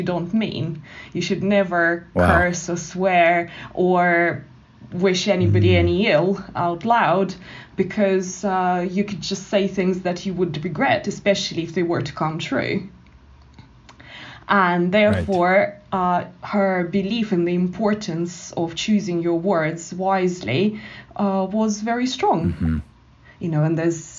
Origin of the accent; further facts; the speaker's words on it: Moscow, Russia; moved away; also born or lived in Canada; she spent the rest of her life with her husband, my grandfather, in Moscow, and that's where I was brought up.